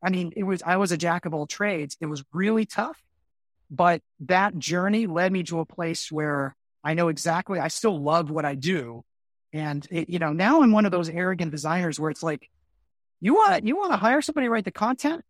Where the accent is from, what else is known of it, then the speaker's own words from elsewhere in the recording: Miami, Florida, United States; also born or lived in Orlando; I'm originally from Miami, and I moved to Orlando to get my, my first gig.